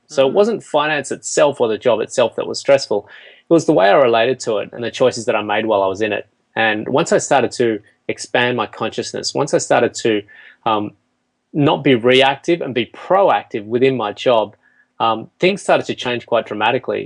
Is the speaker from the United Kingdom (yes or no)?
no; Australia; they moved to Australia after they got married, and um, you know, I, I, grew up on a farm